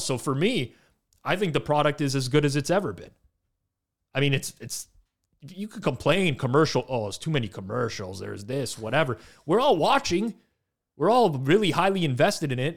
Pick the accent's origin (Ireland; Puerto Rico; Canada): Canada; accent: Canadian; I'm Canadian